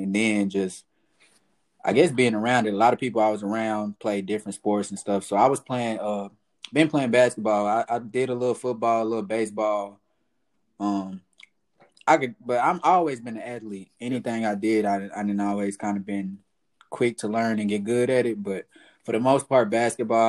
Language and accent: English; Fort Worth, Texas, United States; also born or lived in Atlanta / Crowley; I'm from South Side of Fort Worth. Uh, I grew up there